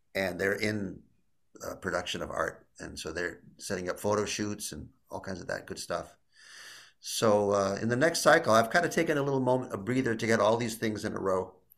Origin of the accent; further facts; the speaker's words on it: Illinois, United States; I'm from Illinois